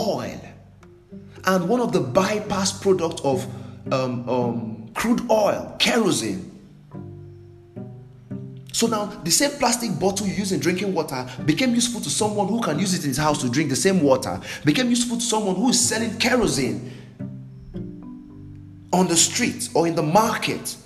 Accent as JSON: {"language": "English", "country": "Nigeria", "said": "I'm from Nigeria"}